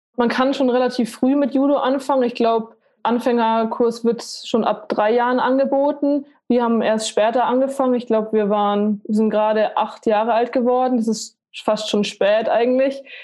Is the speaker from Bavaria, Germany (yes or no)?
yes; Munich, Bavaria, Germany; Ich bin in München aufgewachsen, mit meiner Familie auch zusammen